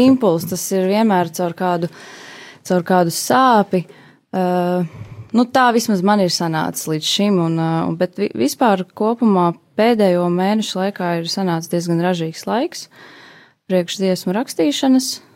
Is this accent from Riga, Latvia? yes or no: no; Jelgava, Zemgale, Latvia; Es esmu oriģināli no Jālgavas, Jālgavniec